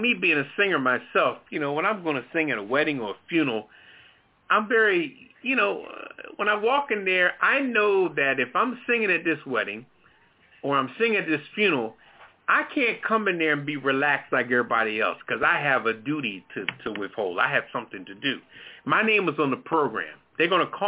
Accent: Philadelphia, Pennsylvania, United States; I'm from West Philly myself

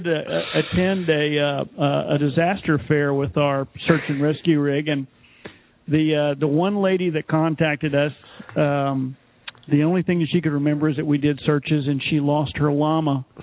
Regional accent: Texas, United States; it happened in my home state of Texas.

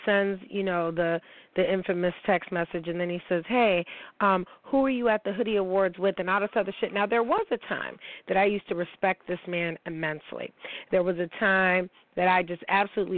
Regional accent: New York, United States; reporting live from the 716, my hometown

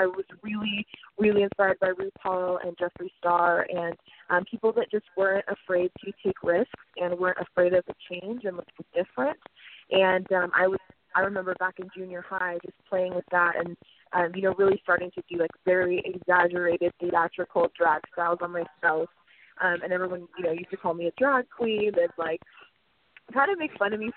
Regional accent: Corona, California, United States; I grew up in Southern California in Corona, Riverside area

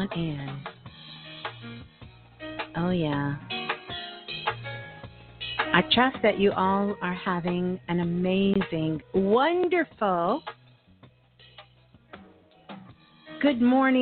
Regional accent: New York City, New York, United States; Brooklyn's in the house. That's my hometown

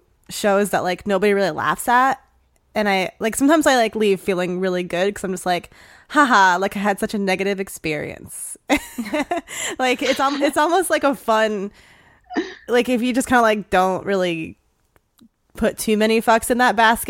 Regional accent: Hawaii, United States; born there; It's actually Hawaiian, because I was born in Hawaii

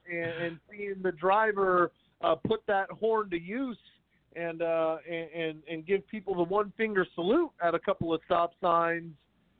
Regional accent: San Jose, California, United States; I grew up in San Jose and here in the Bay Area

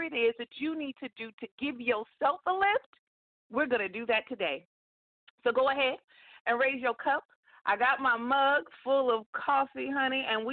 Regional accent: California, United States; moved away as an adult; also born or lived in Metro Atlanta, Georgia; I am born and raised in California, and that's where I currently live right now. I'm a Cali girl, but I lived in Georgia for nearly 17 years.

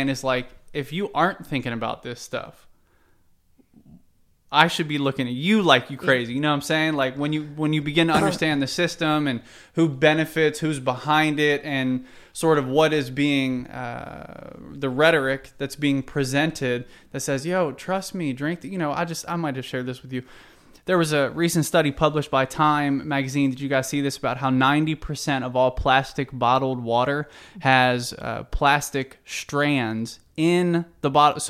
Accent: Cincinnati, Ohio, United States; now in Evansville, United States; I'm from Cincinnati originally, but it's all, you know, in Indiana where I'm

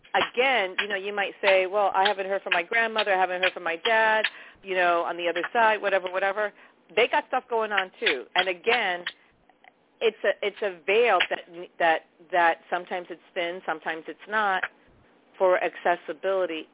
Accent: New York, United States; I'm from New York

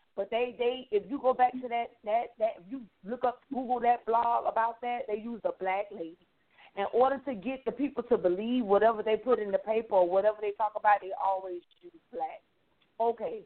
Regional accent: Miami, Florida, United States; I'm from Florida, Miami

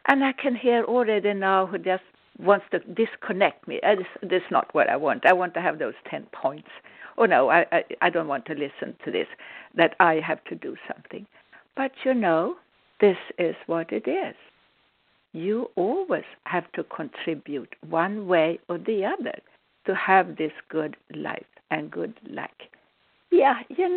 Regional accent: Sweden; now in United States; I'm a Swedish-born psychic healer, a medical intuitive, living in the United States

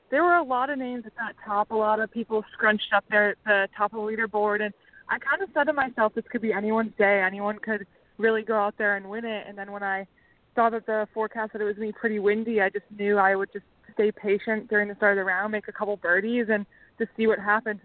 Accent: Chicago, Illinois, United States; I'm from the Chicago area

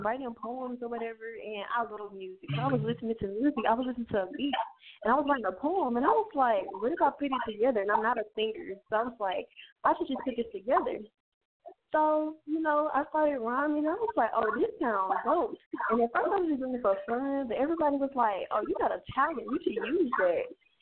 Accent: Mississippi, United States; now in Georgia, United States; I'm originally from Mississippi, but I live in Georgia now.

